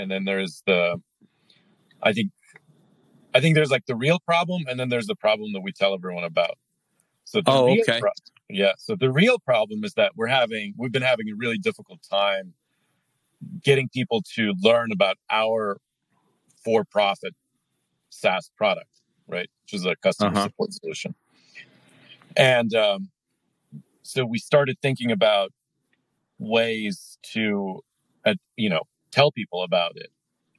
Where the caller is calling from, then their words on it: United States; Calling in from just north of Lake Tahoe.